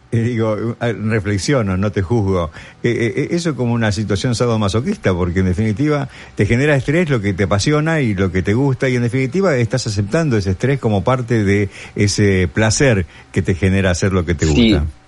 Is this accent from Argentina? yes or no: yes; Argentina; now in New York, United States; Nosotros los argentinos, aún estando acá